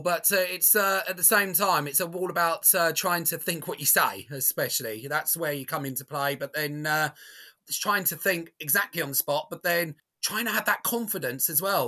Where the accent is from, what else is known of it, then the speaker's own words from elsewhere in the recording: Basildon, East of England, United Kingdom; my hometown of Basildon